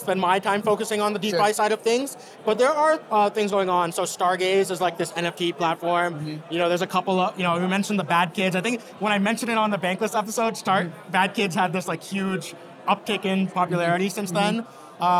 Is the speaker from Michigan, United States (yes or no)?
no; New Jersey, United States; I grew up in New Jersey. So I'm a New Jerseyan, but I'm also an American, right?